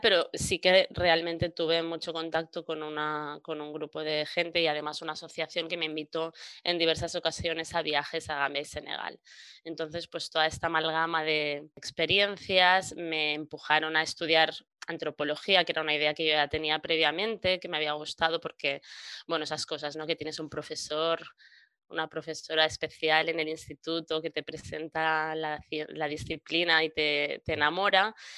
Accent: Maresme, Catalonia, Spain; crecí en el Maresma, que es una comarca catalana

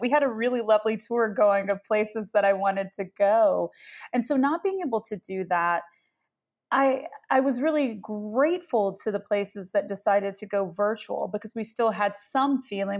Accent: Memphis, Tennessee, United States; I grew up in Memphis

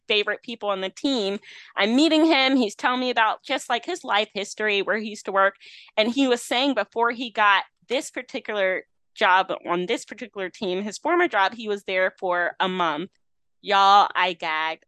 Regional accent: Rocky Mount, North Carolina, United States; moved away; my hometown of Rocky Mount, North Carolina, a small, nowhere, nothing town

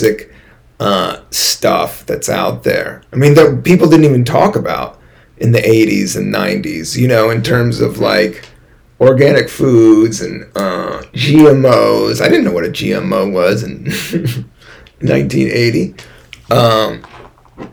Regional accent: Washington, District of Columbia, United States; also born or lived in Virginia / California; now in New York City, United States; my home state, Washington, D.C. Not Virginia. I did live in Virginia for a minute.

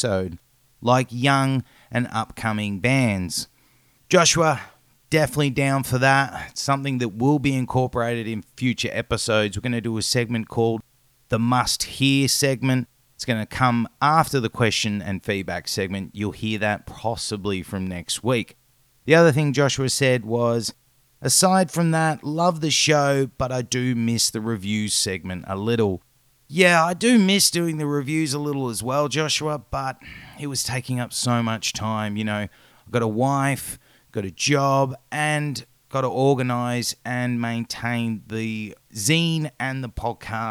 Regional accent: Australia

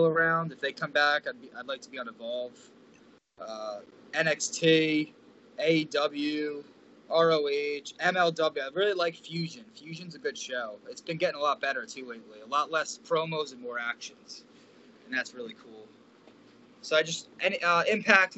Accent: Manahawkin, New Jersey, United States; Manahawkin, New Jersey, by a Long Beach Island, the Jersey Shore area

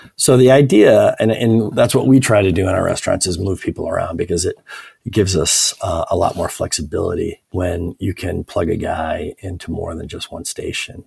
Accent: Evanston, Illinois, United States; also born or lived in Paris, France; I grew up in Evanston, which is just uh, a north northern suburb of Chicago.

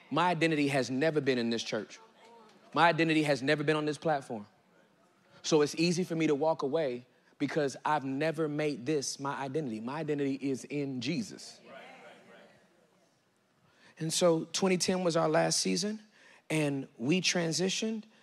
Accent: California, United States; now in Dallas, United States; I'm from Cali. I, I, I moved from Cali to Oak Cliff. I moved to Oak Cliff.

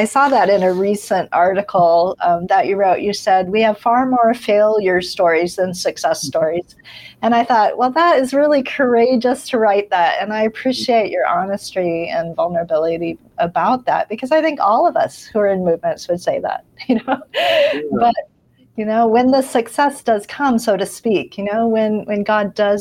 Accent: United States; now in Asia; I'm an American, but I don't work in America. I live and work in Asia and other parts of the world.

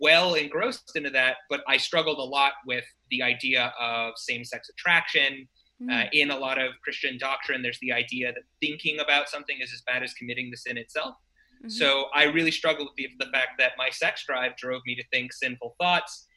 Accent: Spokane, Washington, United States; now in San Francisco, United States; I originally grew up in Spokane, Washington

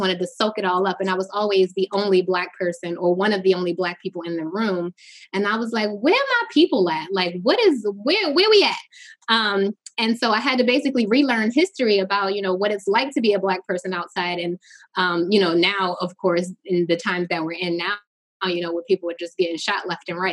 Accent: Newark, New Jersey, United States; moved away as an adult; now in Baltimore, United States; I'm originally from Newark, New Jersey. I moved to Baltimore. My father say I got on the first thing smoking after I graduated high school.

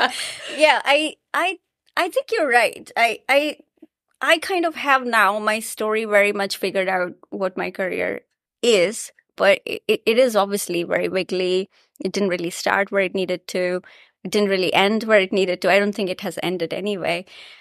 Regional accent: Ranchi, Jharkhand, India; I was in school in India, in my hometown in Ranchi, and I heard the word nanotechnology.

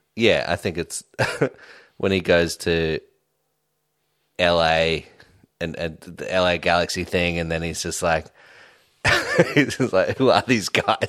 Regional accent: Sydney, New South Wales, Australia; also born or lived in Redfern / Glebe / Newtown; I grew up in Homebush.

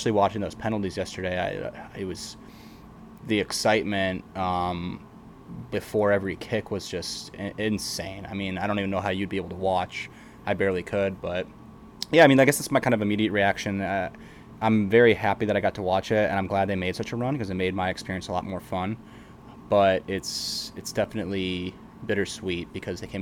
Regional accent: United States; As an American

